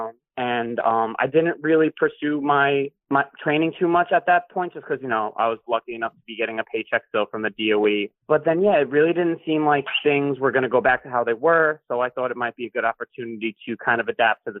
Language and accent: English; Long Island, New York, United States; moved away as an adult; also born or lived in England; now in Brooklyn, United States; I'm from Long Island, New York. I currently live in Brooklyn, New York